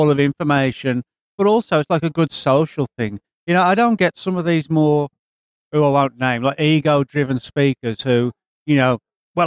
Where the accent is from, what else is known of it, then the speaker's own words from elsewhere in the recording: England, United Kingdom; now in Dallas, United States; I'm originally from England